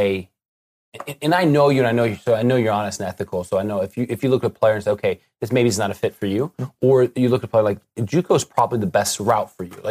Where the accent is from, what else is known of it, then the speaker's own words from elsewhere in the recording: Missouri, United States; I'm from Missouri